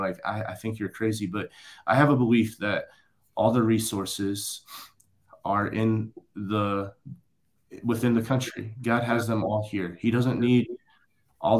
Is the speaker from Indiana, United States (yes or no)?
yes; rural Indiana, United States; moved away as an adult; coming from rural Indiana.